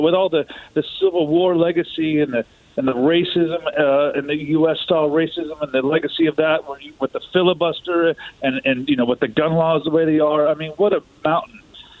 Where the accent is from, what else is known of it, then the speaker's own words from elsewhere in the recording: United States; now in London, United Kingdom; I'm American as well